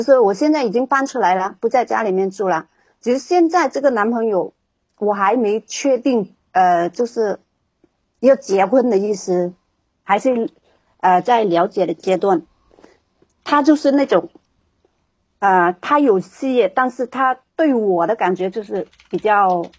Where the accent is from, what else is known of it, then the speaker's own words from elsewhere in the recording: Guangdong, China; 我是广东的。